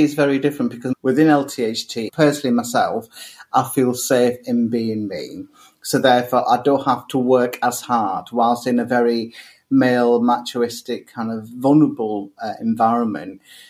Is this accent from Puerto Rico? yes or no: no; Pakistan; So, yeah, I am gay. I am Pakistani. I'm Muslim.